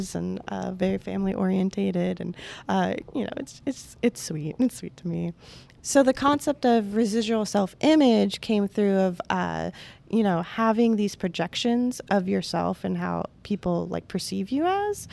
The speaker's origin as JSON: {"language": "English", "area": "Volusia County", "region": "Florida", "country": "United States", "also_born_or_lived": "Orlando", "said": "my roots are from Volusia County"}